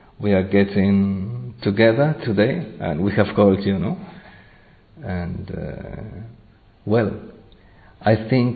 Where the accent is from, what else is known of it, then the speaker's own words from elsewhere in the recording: Spain; English is a second language; I come from Spain